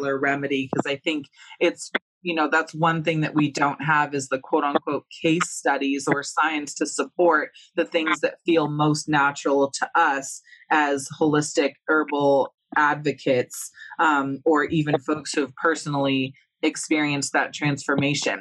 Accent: California, United States; moved away; we're from California

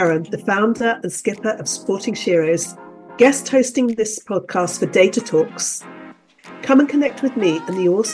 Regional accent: United Kingdom; I'm a Brit

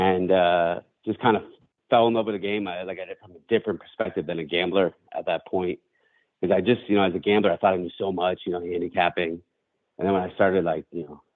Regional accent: Western Massachusetts, United States; I grew up in Western Massachusetts, going to the track really with my family

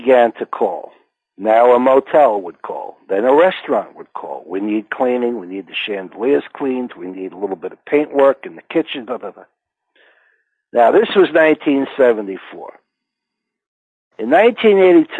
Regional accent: Englewood, New Jersey, United States; I grew up in Englewood, New Jersey.

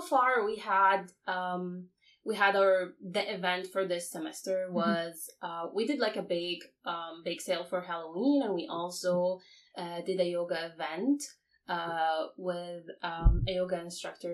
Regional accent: Iraq; moved away as an adult; now in Canada; I'm from Iraq originally. I came here to Canada 3 years ago

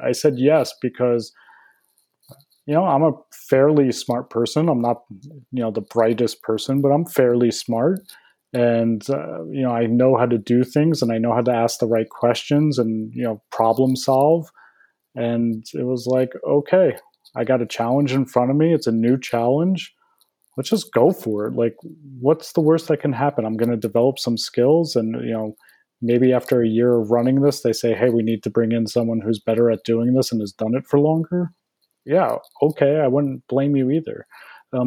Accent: New Jersey, United States; moved away as an adult; also born or lived in Boston / California; I grew up in Jersey, went to school in Boston

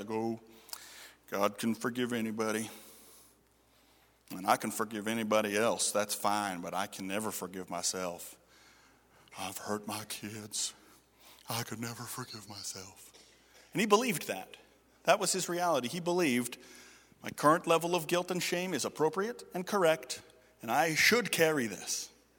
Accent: Toronto, Ontario, Canada; This church was crazy, and I was from Toronto. I knew crazy

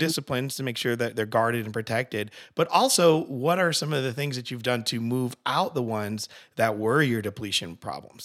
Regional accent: Connecticut, United States; I'm from Connecticut

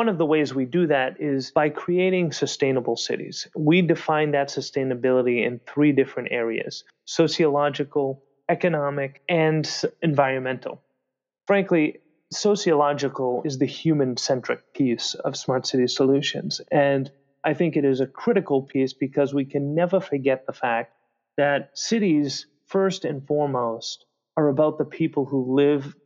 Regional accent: Boston, Massachusetts, United States; Boston, my hometown

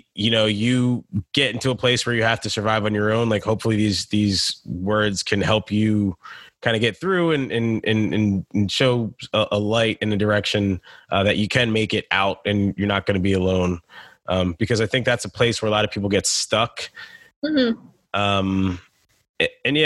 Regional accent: United States; I grew up in the States

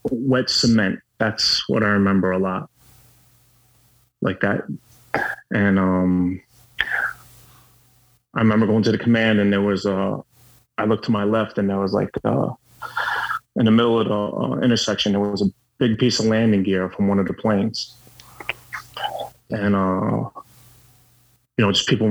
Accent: New York, United States; I was born and bred in New York

